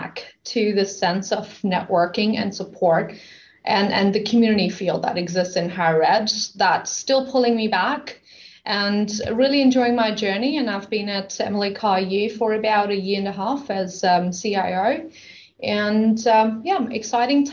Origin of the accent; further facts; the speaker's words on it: Sydney, New South Wales, Australia; moved away as an adult; now in Canada; I'm from Sydney, Australia.